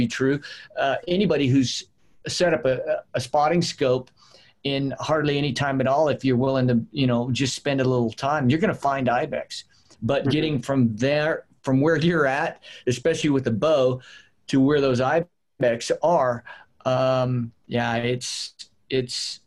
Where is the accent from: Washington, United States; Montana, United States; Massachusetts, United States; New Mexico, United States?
New Mexico, United States; Las Cruces; moved away as an adult; now in Colorado, United States; I was born in Las Cruces, New Mexico, born and raised there